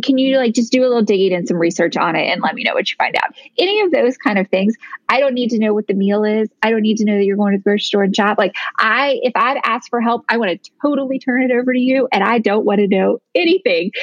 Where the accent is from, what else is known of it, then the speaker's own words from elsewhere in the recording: Virginia, United States; moved away as an adult; also born or lived in Tennessee; we lived in Tennessee and then moved to Virginia. One of the main reasons that we moved is that my family is in Virginia. So, we now live in my hometown